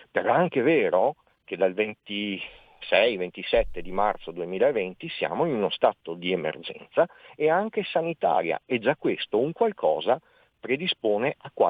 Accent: Veneto, Italy; io sono veneto, sì. veneto eh

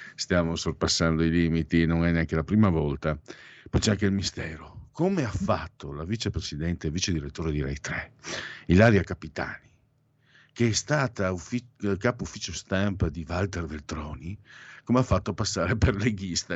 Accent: Friuli-Venezia Giulia, Italy; moved away as an adult; now in Milan, Italy; Sono un immigrato, vengo dal Friuli, Friul Veneto

